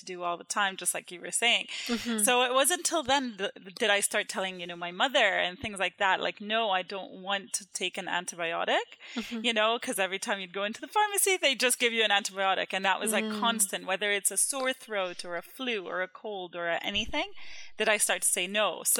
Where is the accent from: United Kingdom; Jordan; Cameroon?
Jordan; moved away; I grew up in Jordan